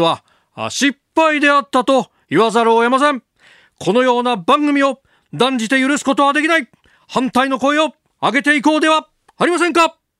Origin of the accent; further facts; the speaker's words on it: Chiba, Japan; 私の出身の千葉